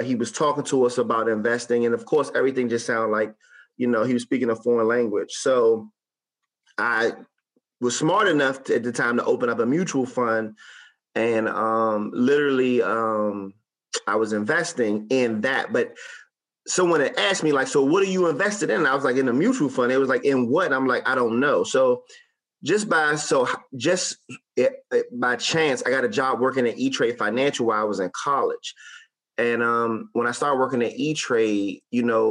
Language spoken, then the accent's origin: English; Suitland, Maryland, United States; I grew up in Suitland off of Auth Road, Suitland, Maryland